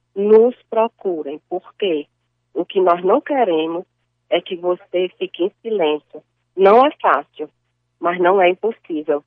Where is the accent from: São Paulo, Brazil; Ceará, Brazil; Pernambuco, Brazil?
Ceará, Brazil; Cariri region; eu sou da região do Cariri